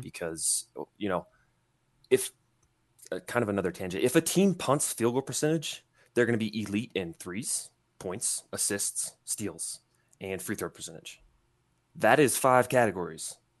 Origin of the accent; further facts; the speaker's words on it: Indiana, United States; I'm from Indiana